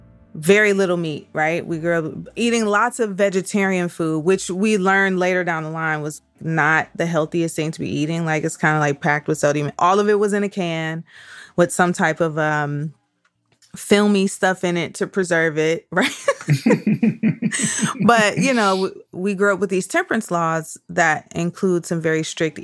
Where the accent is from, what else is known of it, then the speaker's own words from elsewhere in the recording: Detroit, Michigan, United States; I grew up in Detroit, which I consider, knowing now what I didn't know then, was that I basically grew up in a Black suburb, right?